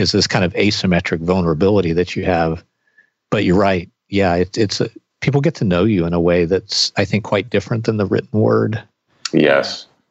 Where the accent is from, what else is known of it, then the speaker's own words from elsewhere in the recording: the South, United States; when I was growing up in the South